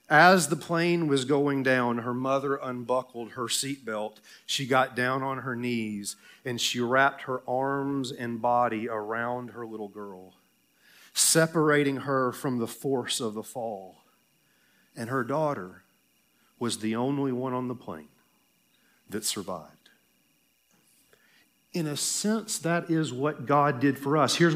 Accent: the South, United States; I'm going to preach like I'm in the South because I'm from the South.

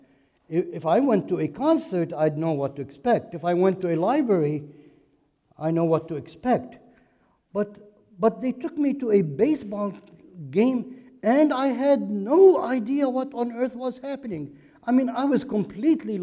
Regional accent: Beirut, Beirut Governorate, Lebanon; moved away as an adult; now in United States; I am Lebanese by birth. I grew up in Beirut, Lebanon, and came to this country as a student to study in college

